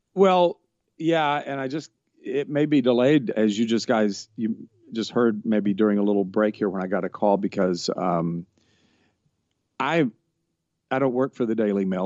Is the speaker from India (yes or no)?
no; Georgia, United States; now in Los Angeles, United States; I am from Georgia, and I'm living in Los Angeles